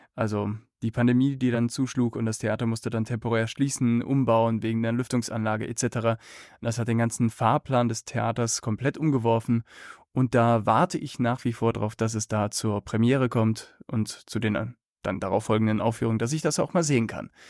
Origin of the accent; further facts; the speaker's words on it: Cologne, North Rhine-Westphalia, Germany; Also ich bin in Köln aufgewachsen